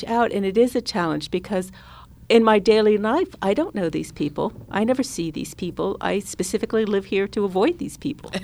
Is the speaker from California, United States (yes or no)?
yes; San Francisco Bay Area, California, United States; I was born and raised in the San Francisco Bay Area, and I feel very lucky to be from here, and I feel very lucky to live here.